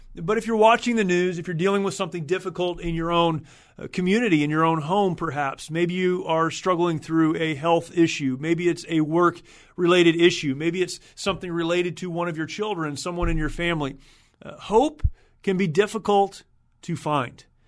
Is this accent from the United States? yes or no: yes; United States; As an American, as someone who is thankful, grateful for the opportunity to have served my country